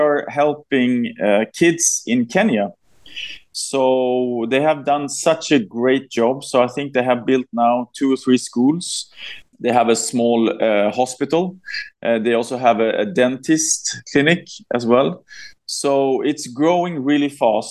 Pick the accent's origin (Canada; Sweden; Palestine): Sweden; born or raised there